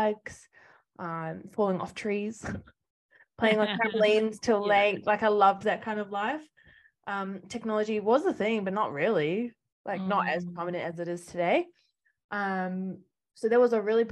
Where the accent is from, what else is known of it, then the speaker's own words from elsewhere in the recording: New Plymouth, Taranaki, New Zealand; also born or lived in Spain; I grew up in New Zealand, originally from New Plymouth, Taranaki